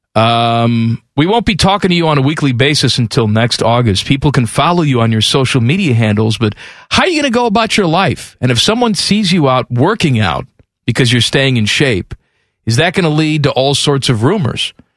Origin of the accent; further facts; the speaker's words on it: United States; me being American